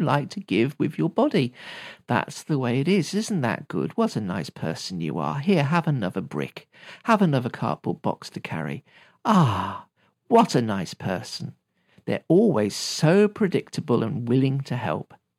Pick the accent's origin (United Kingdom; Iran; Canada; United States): United Kingdom; I'm British